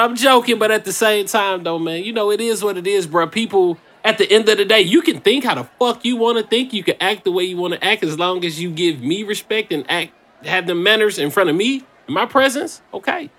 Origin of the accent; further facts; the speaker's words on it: Indiana, United States; moved away; I'm from Indiana.